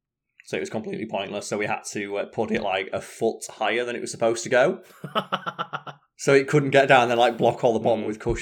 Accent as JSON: {"language": "English", "town": "Scunthorpe", "region": "Yorkshire and the Humber", "country": "United Kingdom", "tie": "born or raised there", "also_born_or_lived": "Sheffield", "said": "I'm from Sheffield. I'm originally from Scunthorpe, aren't I?"}